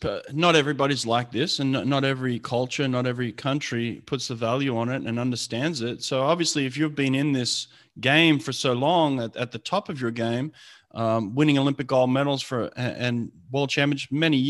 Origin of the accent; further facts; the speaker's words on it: Australia; I grew up in Australia